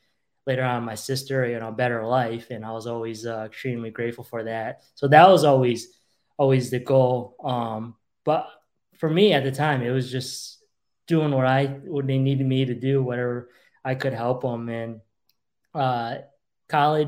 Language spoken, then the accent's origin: English; Rotterdam, New York, United States; English is a second language; also born or lived in Hong Kong; when I was 6 years old, I was growing up in Rotterdam, just outside of Schenectady. That's where my family settled after we actually moved here from Hong Kong a few years earlier